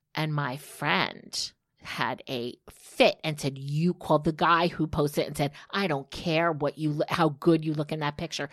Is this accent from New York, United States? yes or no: no; New Jersey, United States; as a girl growing up in New Jersey